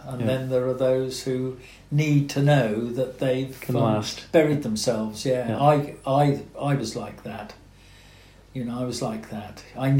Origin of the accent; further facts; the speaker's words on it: South West England, United Kingdom; I had a fantastic childhood in there.